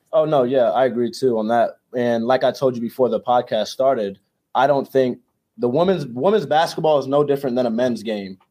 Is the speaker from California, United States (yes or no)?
no; Jacksonville, Florida, United States; moved away as an adult; now in Charlottesville, United States; I'm from Jacksonville, Florida, um, from the beach